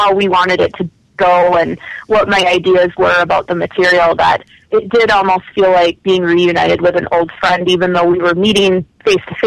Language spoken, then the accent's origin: English; Minnesota, United States; growing up in Minnesota